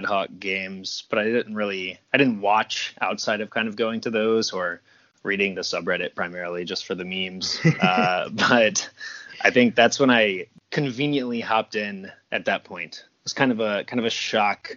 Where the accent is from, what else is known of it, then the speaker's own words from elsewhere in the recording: Savannah, Georgia, United States; moved away as an adult; also born or lived in Atlanta; I grew up in Savannah and then moved to Atlanta when I went to Georgia Tech.